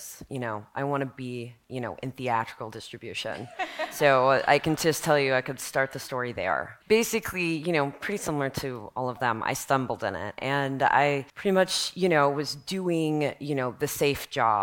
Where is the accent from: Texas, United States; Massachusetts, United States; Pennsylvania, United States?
Texas, United States; Dallas; I grew up in Dallas, Texas